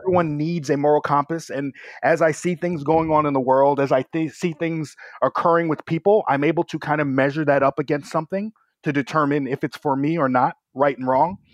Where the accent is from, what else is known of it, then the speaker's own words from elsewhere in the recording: New York, United States; I was a little bit too rambunctious for the New York public school system